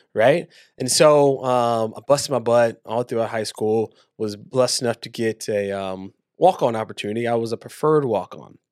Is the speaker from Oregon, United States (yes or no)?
no; Waco, Texas, United States; was born and raised in Waco, Texas.